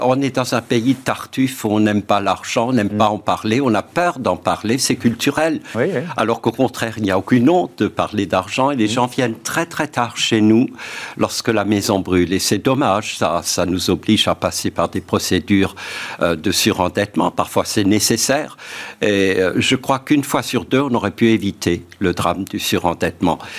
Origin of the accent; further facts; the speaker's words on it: Alsace-Moselle, Grand Est, France; accent: Alsatian; en Alsace-Moselle. Vous l'entendez sans doute à mon accent